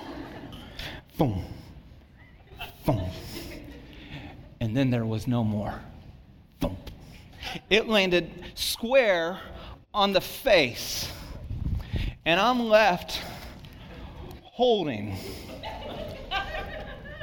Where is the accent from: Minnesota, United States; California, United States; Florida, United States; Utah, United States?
California, United States; Santa Cruz; I grew up in Santa Cruz